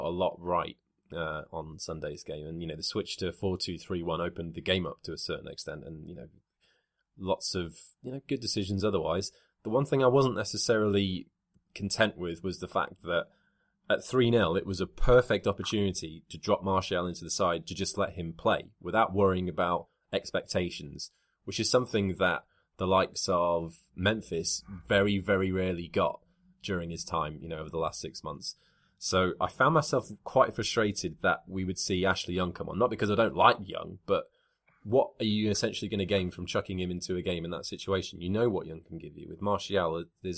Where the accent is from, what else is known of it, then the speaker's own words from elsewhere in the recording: Wales, United Kingdom; being Welsh